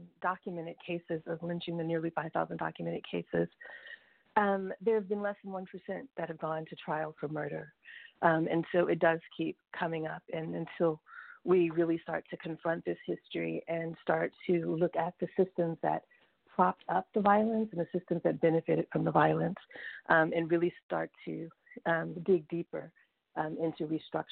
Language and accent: English; Mississippi, United States; I had moved back home to my home state in Mississippi